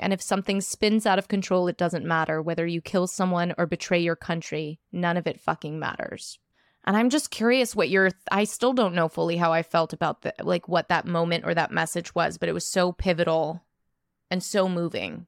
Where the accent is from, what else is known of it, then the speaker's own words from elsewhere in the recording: New York, United States; as a New Yorker